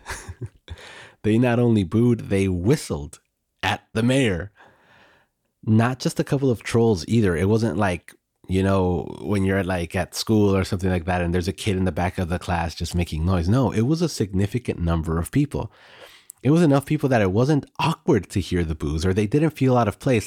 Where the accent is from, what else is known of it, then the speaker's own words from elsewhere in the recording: United States; now in Mexico; Growing up in the United States